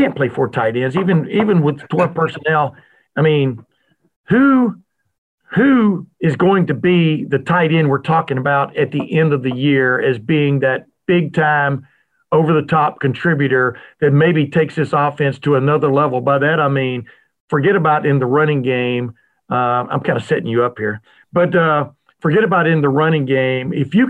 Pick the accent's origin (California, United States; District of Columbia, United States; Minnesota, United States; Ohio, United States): Ohio, United States; Columbus; I'm from Columbus, Ohio.